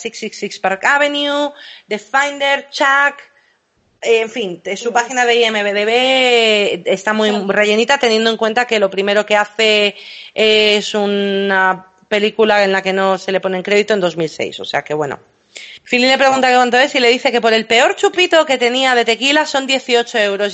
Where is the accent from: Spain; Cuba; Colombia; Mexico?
Spain; Madrid, Community of Madrid; also born or lived in London; soy también nacida en Inglaterra, criada en Madrid nací en Londres.